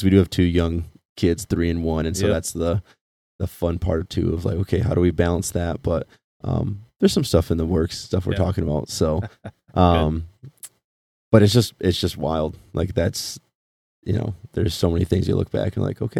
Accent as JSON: {"language": "English", "town": "Traverse City", "region": "Michigan", "country": "United States", "tie": "born or raised there", "also_born_or_lived": "Grand Rapids", "said": "born and raised in Traverse City"}